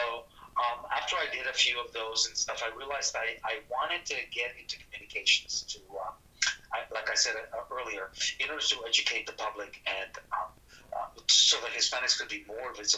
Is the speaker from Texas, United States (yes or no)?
yes; South Texas, United States; also born or lived in northern Mexico; he brought the family to Texas, so I grew up in South Texas.